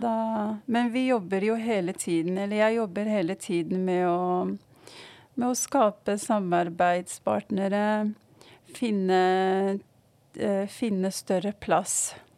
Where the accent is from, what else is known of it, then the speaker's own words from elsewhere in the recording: Morocco; now in Oslo, Norway; jeg kommer fra Marokko